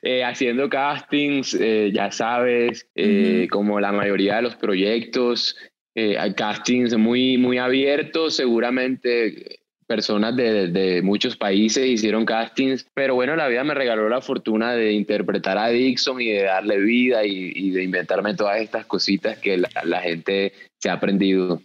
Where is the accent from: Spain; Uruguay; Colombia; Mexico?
Colombia; así somos los colombianos